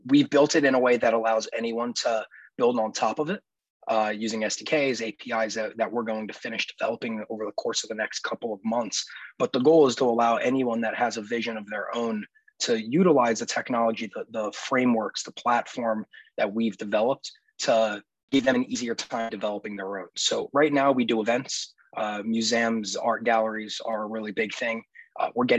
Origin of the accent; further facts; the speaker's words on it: Philadelphia, Pennsylvania, United States; I was born and raised in the Philadelphia area, and have been there and remain there even to this day